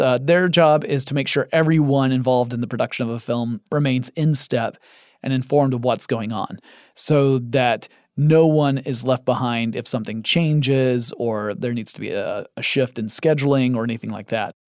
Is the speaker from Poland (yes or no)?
no; Atlanta, Georgia, United States; I live in Atlanta, Georgia, in the United States of America. And my hometown has become something of a second Hollywood